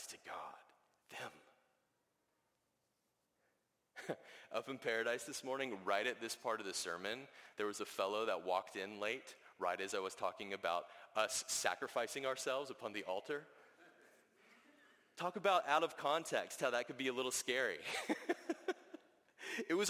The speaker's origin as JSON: {"language": "English", "region": "the South", "country": "United States", "tie": "born or raised there", "said": "I grew up in the South"}